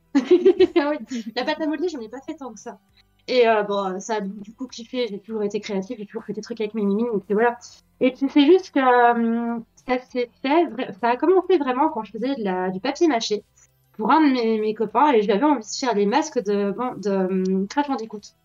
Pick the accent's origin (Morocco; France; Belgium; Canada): Belgium; je suis née en 1994, en Belgique